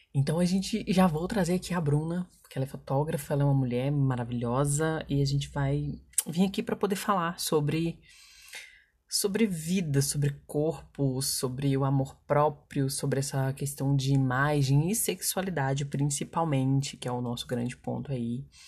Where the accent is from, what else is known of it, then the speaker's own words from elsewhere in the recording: Minas Gerais, Brazil; como boa mineira que sou